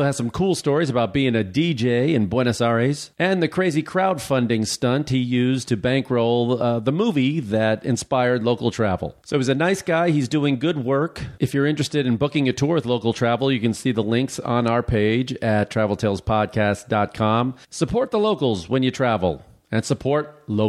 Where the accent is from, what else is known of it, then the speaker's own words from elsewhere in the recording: outside of Chicago, Illinois, United States; I grew up outside of Chicago